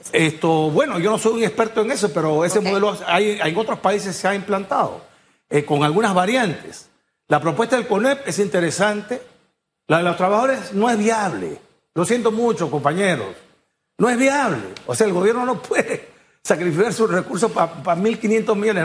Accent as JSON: {"language": "Spanish", "country": "Peru", "tie": "born or raised there", "moved": "as an adult", "lives_now": "Panama", "said": "Yo, yo nací en Perú, soy panameño"}